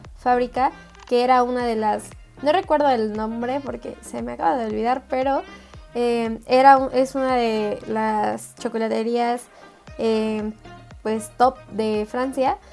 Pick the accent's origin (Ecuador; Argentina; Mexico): Mexico; soy mexicana